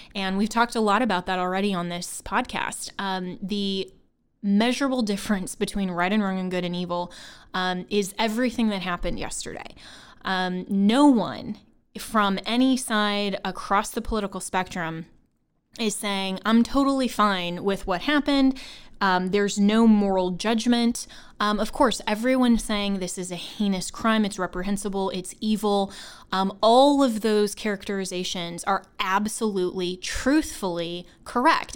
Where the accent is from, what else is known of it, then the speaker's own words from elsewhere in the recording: Longmont, Colorado, United States; I grew up in Longmont, Colorado, which is actually in Boulder County